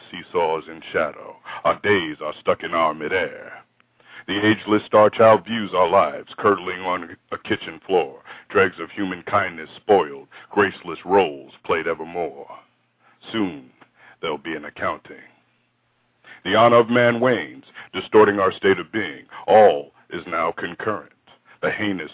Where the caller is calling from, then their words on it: Central Florida, United States; I'm calling from Central Florida